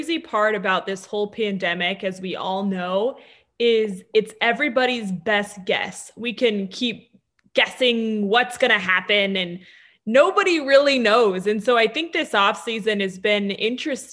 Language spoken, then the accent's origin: English; Denver, Colorado, United States; growing up in Denver